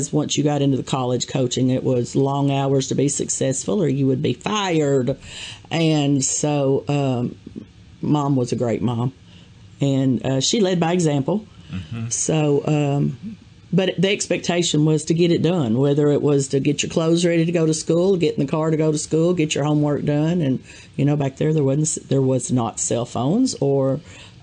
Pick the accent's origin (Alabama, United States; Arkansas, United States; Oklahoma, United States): Arkansas, United States; Jonesboro; I was born and raised in Jonesboro, Arkansas